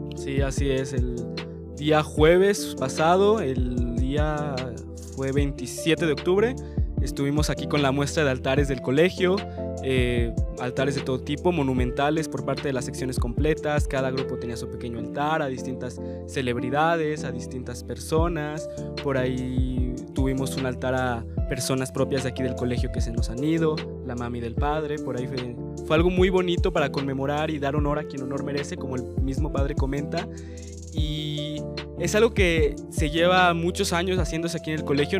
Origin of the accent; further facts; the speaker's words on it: Mexico; para nosotros como mexicanos